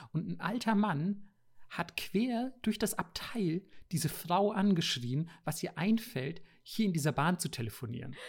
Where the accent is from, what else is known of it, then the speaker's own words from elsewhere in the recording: Bavaria, Germany; also born or lived in Japan; weil ich hier aus Bayern komme